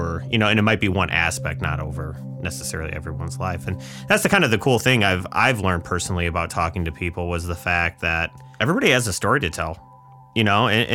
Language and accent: English; Northwest Indiana, United States; I grew up on a farm. In Indiana? Yeah, Northwest Indiana here